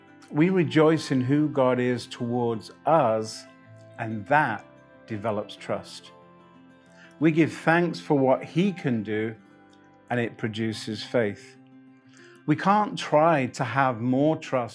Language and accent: English; England, United Kingdom; I'm English